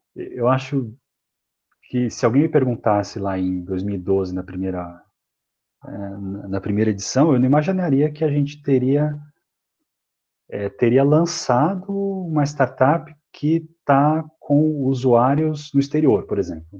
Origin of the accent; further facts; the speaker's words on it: Mogi das Cruzes, São Paulo, Brazil; sou aqui de São Paulo, nascido em Mogi das Cruzes, que é aqui na Grande São Paulo